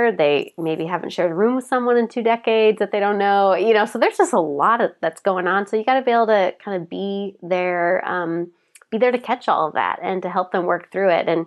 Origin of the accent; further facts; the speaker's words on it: Portland, United States; I come from Portland